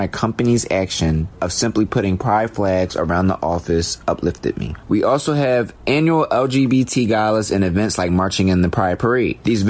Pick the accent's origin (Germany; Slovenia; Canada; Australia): Canada; recent events that have triggered the ongoing movement in both the United States and internationally, I'm from Canada.